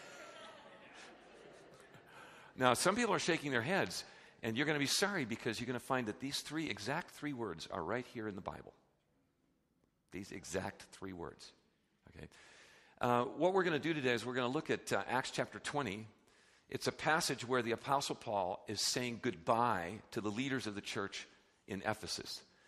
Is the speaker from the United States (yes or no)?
yes; United States; we're so American, we're so consumer-driven